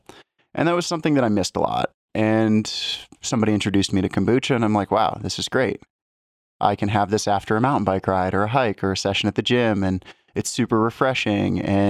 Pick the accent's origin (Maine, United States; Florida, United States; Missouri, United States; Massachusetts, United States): Florida, United States; Miami; also born or lived in Arizona / Oregon / Colorado; I'm from Miami, Florida, and have moved all over the place. Good bit of time in Arizona, Oregon, Colorado.